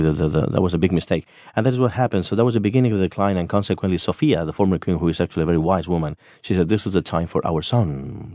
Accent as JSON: {"language": "English", "country": "Spain"}